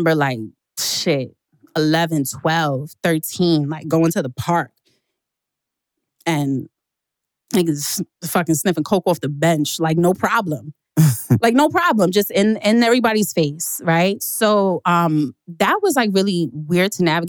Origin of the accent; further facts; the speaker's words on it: New York City, New York, United States; I hope you know I'm from Queens. I was born in Jamaica.